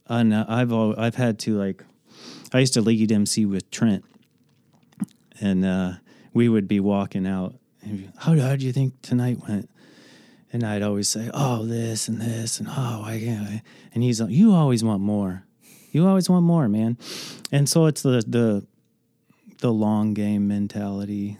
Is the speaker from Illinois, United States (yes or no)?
yes; Andalusia, Illinois, United States; also born or lived in California; I grew up in Andalusia, so Rockridge High School is a conglomerate of all the little towns around okay. Edgington, Illinois